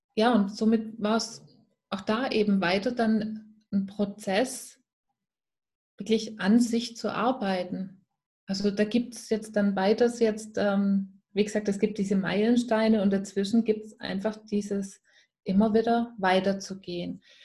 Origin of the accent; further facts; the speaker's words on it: Swabia, near Stuttgart, Baden-Württemberg, Germany; accent: Swabian; der eine oder andere hört es natürlich sehr schnell. Ich komme aus dem Schwäbischen und zwar aus der Nähe von Stuttgart. Dort ähm, bin ich auch gebürtig her